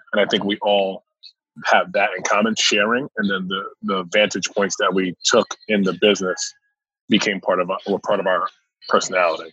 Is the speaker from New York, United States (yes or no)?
yes; New York City, New York, United States; moved away as an adult; also born or lived in Temple, Texas / Virginia / Pennsylvania; I'm originally from New York City, from Queens. I was raised in Queens